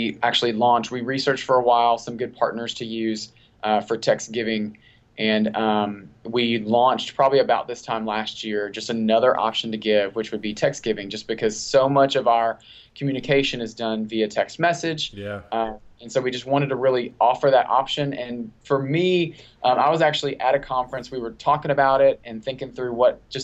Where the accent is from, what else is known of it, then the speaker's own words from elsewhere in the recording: Texas, United States; now in Tennessee, United States; I was born and raised in Texas.